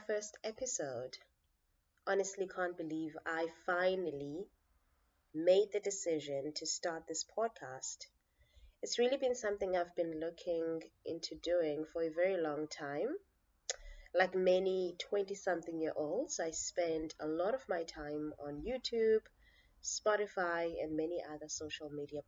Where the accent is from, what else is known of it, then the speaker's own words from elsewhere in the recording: Cape Town, Western Cape, South Africa; born and raised in the Nyanga Township in Cape Town